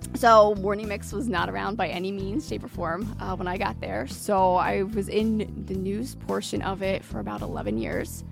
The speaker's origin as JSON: {"language": "English", "region": "Maryland", "country": "United States", "tie": "born or raised there", "moved": "yes", "said": "I grew up on the East Coast in Maryland."}